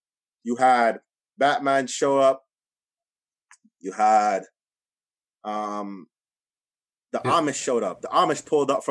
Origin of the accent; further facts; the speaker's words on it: Toronto, Ontario, Canada; we're from Toronto, we're in the GTA